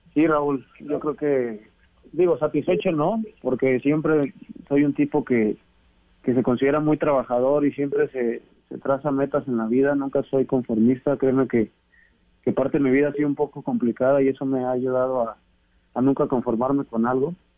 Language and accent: Spanish; Zamora, Michoacán, Mexico; Michoacán, donde yo soy nativo